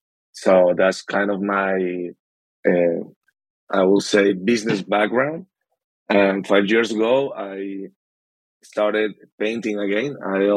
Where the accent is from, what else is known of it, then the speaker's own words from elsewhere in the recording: Cartagena, Bolívar, Colombia; my hometown, Cartagena.